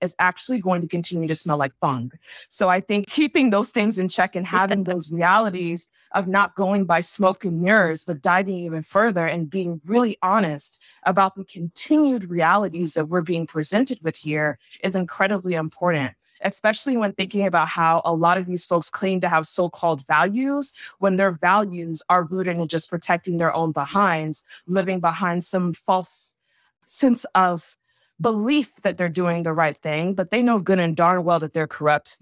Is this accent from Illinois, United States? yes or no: no; Savannah, Georgia, United States; someone who's from, born and raised in Savannah, Georgia, also has ties in Charleston